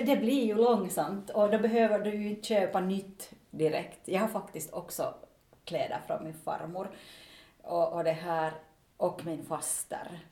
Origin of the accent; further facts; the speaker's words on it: Finland; som finländsk företagare